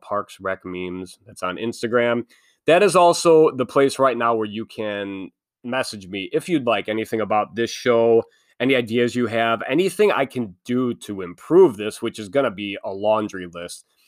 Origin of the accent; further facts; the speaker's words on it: Midwest, United States; also born or lived in Illinois; I am from the Midwest. I live in Illinois.